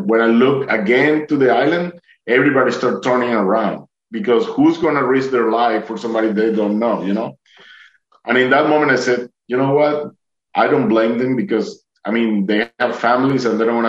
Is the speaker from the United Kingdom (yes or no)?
no; Duluth, Georgia, United States; I'm from Duluth